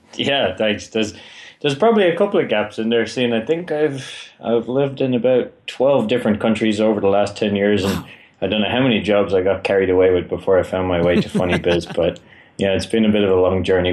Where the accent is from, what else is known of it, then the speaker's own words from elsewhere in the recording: Ireland; I am from Ireland